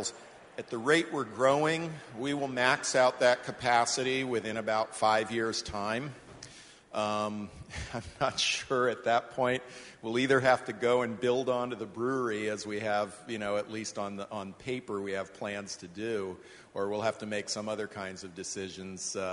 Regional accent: West Coast, United States; moved away as an adult; I grew up on the West Coast. I moved east when I was 19 and never looked back.

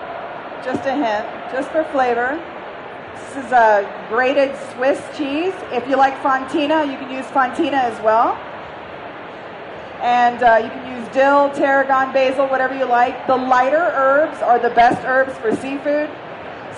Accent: the South, United States; I'm from the South

